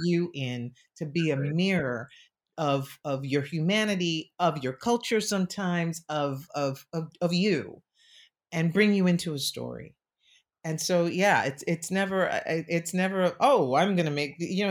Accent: New York City, New York, United States; I grew up in New York City

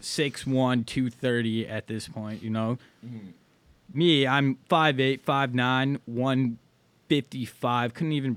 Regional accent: Skokie, Illinois, United States; now in Milwaukee, United States; we have Jewish colleges in our town. Shout out to Skokie and the Hebrews.

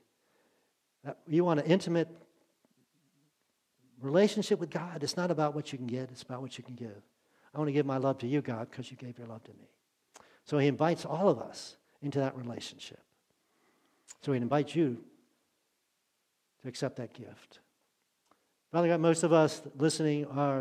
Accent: Maryland, United States; moved away as an adult; I grew up in Maryland

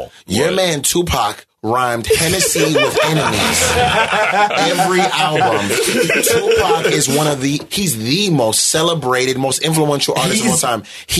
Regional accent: New York, United States; I'm from New York and we actually saw it

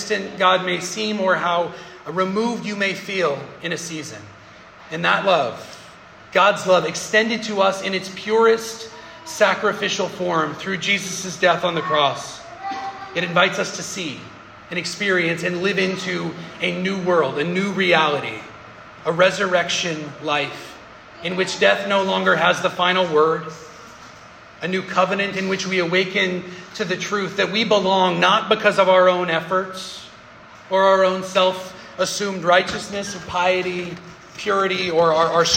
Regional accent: Denver, Colorado, United States; moved away; I love my hometown, Denver

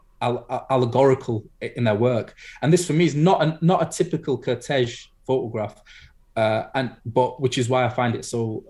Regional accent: United Kingdom; I'm Black British

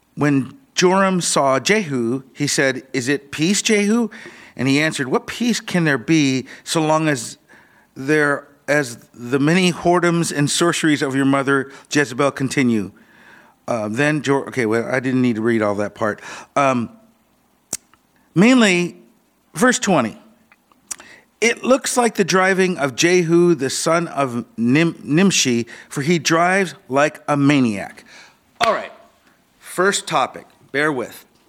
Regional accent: Seattle, Washington, United States; I grew up in Ballard here.

